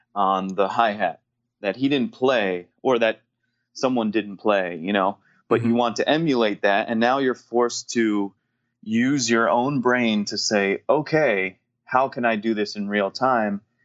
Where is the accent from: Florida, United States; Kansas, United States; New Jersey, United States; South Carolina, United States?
New Jersey, United States; growing up in New Jersey